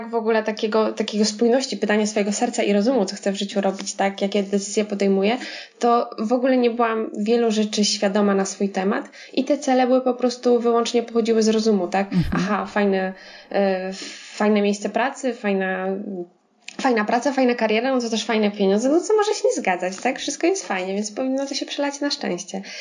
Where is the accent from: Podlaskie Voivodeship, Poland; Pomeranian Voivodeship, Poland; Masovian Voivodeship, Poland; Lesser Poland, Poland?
Masovian Voivodeship, Poland; Warsaw; No nie wiem, nie pochodzę z Brodnicy, tak? Nie, nie, z Warszawy, więc to przejście przez studia, przez jakąś tam drogę zawodową, to wszystko wymagało czasu